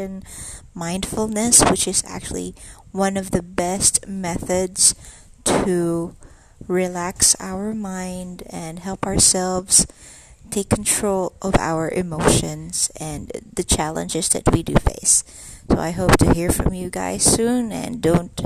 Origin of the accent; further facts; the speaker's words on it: Philippines; I'm from the Philippines